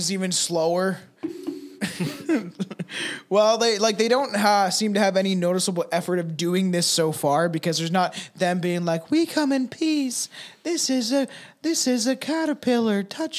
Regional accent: Minnesota, United States; I'm from Minnesota, like I'm down in Minnesota.

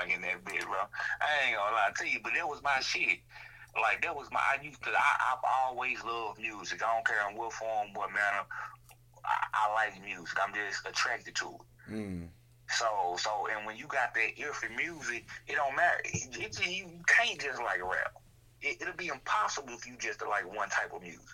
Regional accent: Shreveport, Louisiana, United States; also born or lived in Longview, Texas; I'm from Shreveport. And my second home, Longview

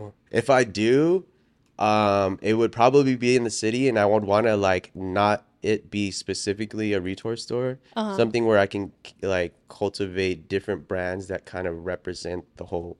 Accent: Oxnard, California, United States; Cause growing up in Oxnard, that I was like the Asian kid that hung out with all the Mexicans, yeah.

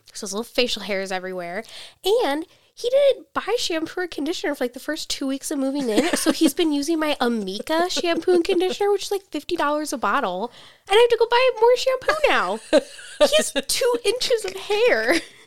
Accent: United States

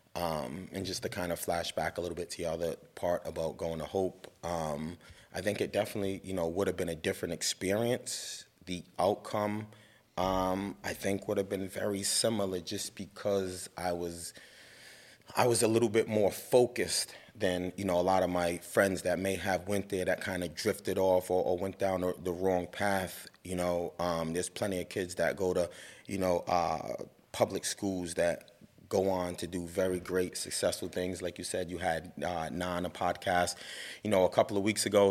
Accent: Providence, Rhode Island, United States; growing up in Providence, you know, I went to Nathan Bishop Middle School

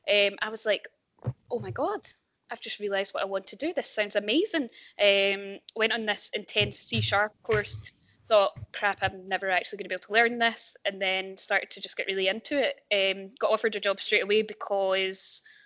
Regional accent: Ayrshire, Scotland, United Kingdom; accent: Glasgow; moved away as an adult; also born or lived in Edinburgh; now in Glasgow, United Kingdom; So I am originally from Ayrshire. So that's west coast of Scotland, for anyone who doesn't know. I then went to uni in Edinburgh, where I studied painting

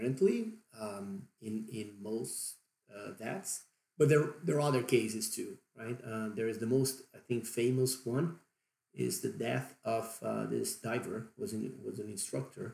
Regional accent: Brazil; accent: Brazilian; English is a second language; that's my Brazilian accent kicking

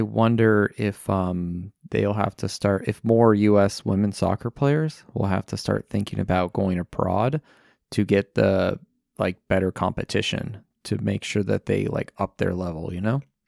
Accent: United States; I am American

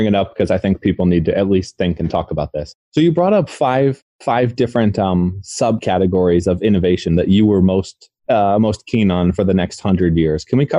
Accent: United States; I am American. I'm from the States. I was in New York when everything went down.

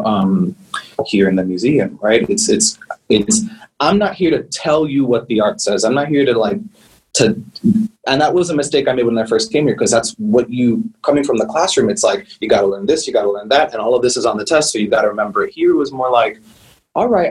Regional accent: New York, United States; moved away as an adult; now in Miami, United States; growing up in the Heights

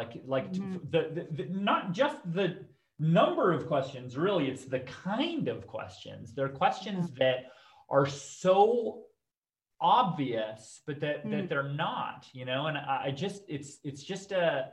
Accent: Canada; I grew up in Canada, to both my parents are immigrants

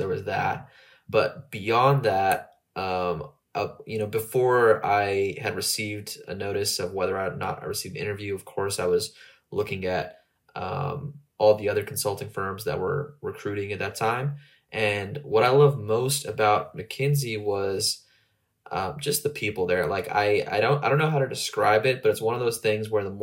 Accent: Southern California, United States; moved away as an adult; now in Austin, United States; I'm originally from Southern California

